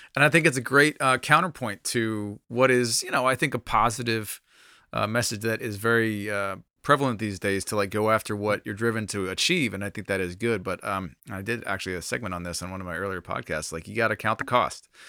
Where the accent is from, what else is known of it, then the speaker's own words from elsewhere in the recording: United States; being an American believer